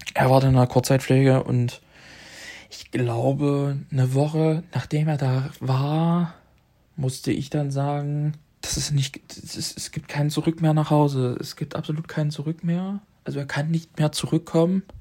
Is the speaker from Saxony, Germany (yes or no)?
yes; Leipzig, Saxony, Germany; moved away; Ich bin ähm, in meiner Heimat, ich bin in Leipzig